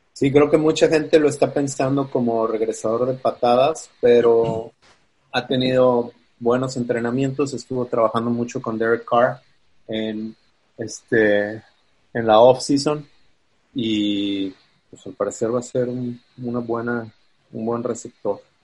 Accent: Guadalajara, Jalisco, Mexico; moved away as an adult; now in Chicago, United States; Soy de Guadalajara.

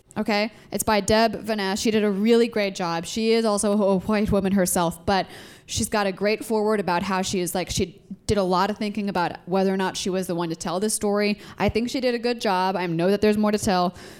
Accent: Ketchikan, Alaska, United States; I grew up in Southeast Alaska. I am really lucky that in Southeast Alaska, in my town specifically, Ketchikan

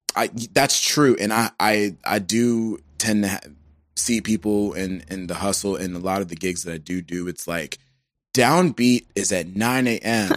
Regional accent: Georgia, United States; I'm from Georgia

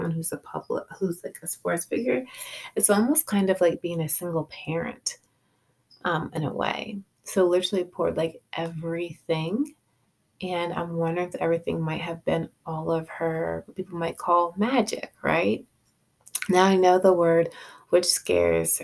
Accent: Rhode Island, United States; I'm from Rhode Island

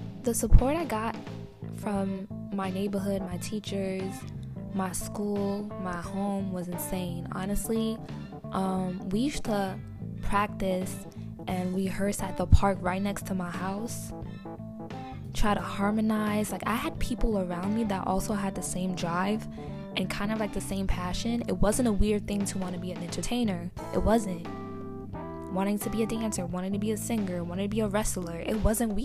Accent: New York City, New York, United States; I grew up in Inwood, between Seaman and Dyckman

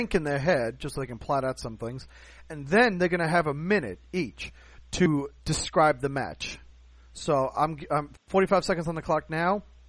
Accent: United States; I'm American

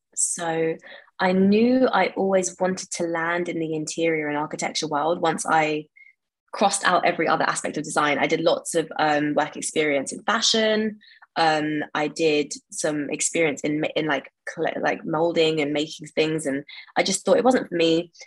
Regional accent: London, United Kingdom; I grew up in West London um, and I've lived here pretty much all my life

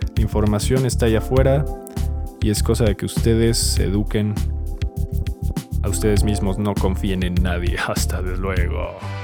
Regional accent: Mexico

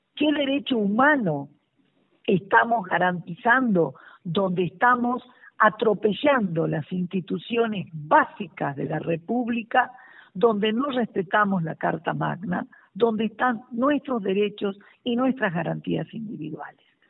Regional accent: Argentina; agradecerte como argentina

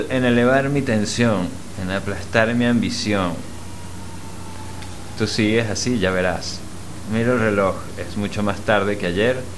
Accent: Mexico; born there; porque nací en México y era el chaparrito de la familia

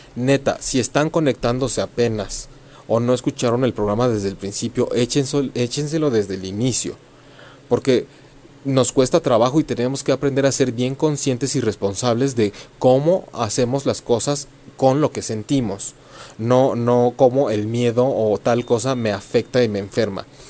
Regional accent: Mexico; en México, para quienes son o nos conocen como cultura mexicana, hacemos mucho esto de la ofrenda en el Día de Muertos

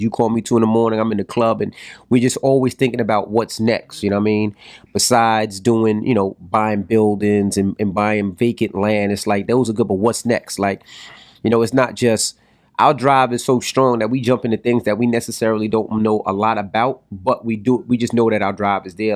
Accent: New York City, New York, United States; I'm from Queens

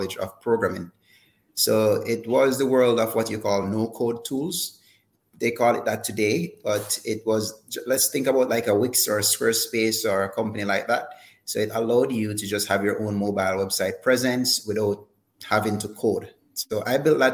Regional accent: Jamaica; being born here

